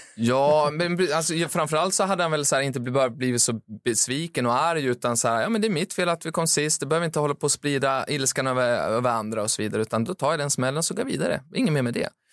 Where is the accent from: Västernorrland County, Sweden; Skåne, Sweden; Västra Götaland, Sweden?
Västernorrland County, Sweden; Timrå; moved away; där jag kommer från, Timrå